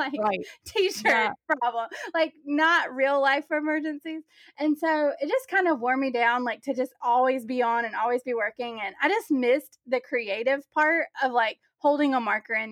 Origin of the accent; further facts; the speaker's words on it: the South, United States; I'm from the South